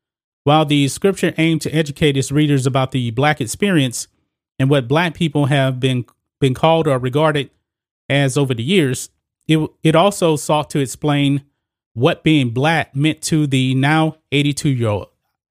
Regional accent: United States; now I was born right here in the United States of America, folks, and I am black. I am a black American. I am not an African American.

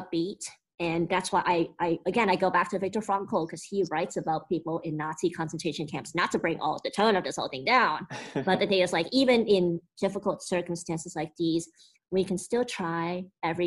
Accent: United States; speaking as an American

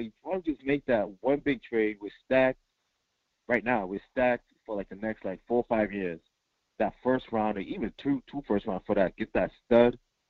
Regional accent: Massachusetts, United States; I'm from Massachusetts.

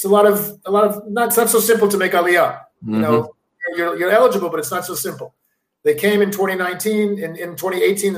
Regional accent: United States; now in Israel; I was born in America

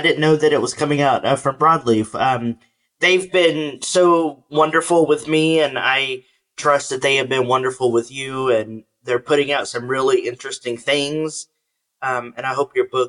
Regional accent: San Antonio, Texas, United States; moved away; I'm also from Texas. I don't know if you knew that. And San Antonio is my home, and had family in Houston

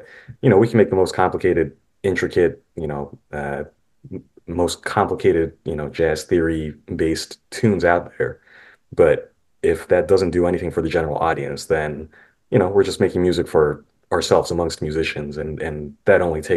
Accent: St. Louis, Missouri, United States; moved to St. Louis immediately, where my siblings and I were born

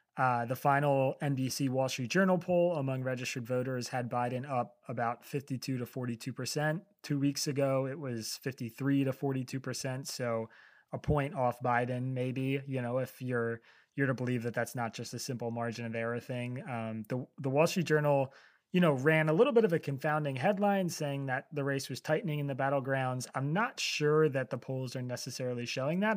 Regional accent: Pennsylvania, United States; my home state of Pennsylvania

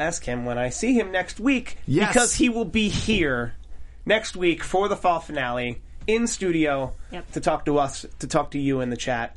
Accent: United States; I'm American

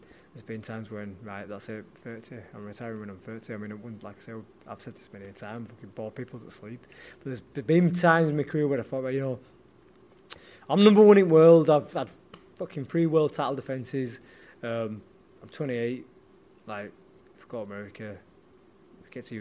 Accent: Leeds, Yorkshire and the Humber, United Kingdom; a Leeds lad going down to Nottingham

